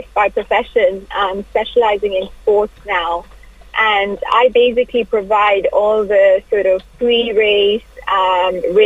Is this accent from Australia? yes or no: no; Kenya; moved away as an adult; also born or lived in England; There is a certain humbleness that comes with Kenya and being Kenyan